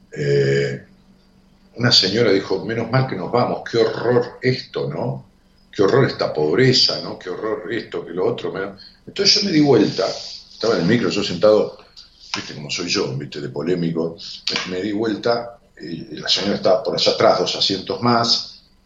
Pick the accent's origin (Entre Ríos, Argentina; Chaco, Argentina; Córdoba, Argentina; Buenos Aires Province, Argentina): Buenos Aires Province, Argentina; La Matanza; yo nací en la Matanza y crecí ahí, en Raúl Mejía.